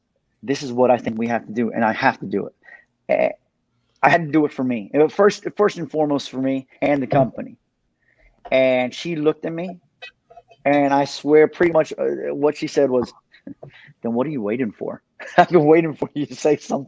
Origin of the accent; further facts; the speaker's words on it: Miami Gardens, Florida, United States; also born or lived in Paterson, New Jersey; Growing up in Carroll City, for me, it wasn't a walk in the park